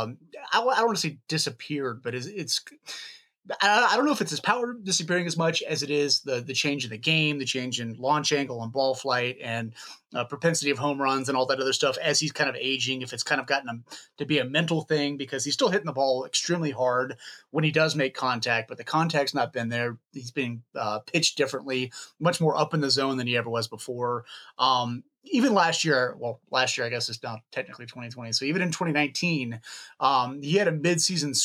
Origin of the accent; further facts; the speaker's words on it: Lexington, Kentucky, United States; I grew up in Lexington, Kentucky, just like an hour south of Cincinnati